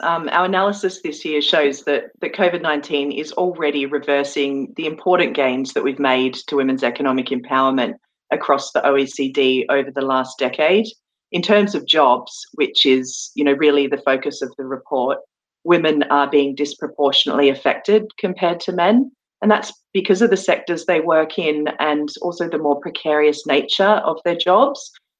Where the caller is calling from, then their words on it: London, United Kingdom; And I'm joining you from London today